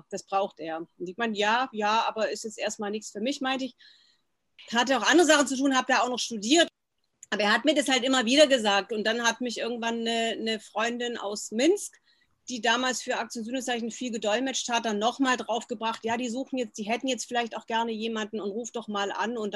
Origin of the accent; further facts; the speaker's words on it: West Germany, Germany; Genau, ich bin ja in Westdeutschland groß geworden und war das erste Mal 1990 in der Sowjetunion.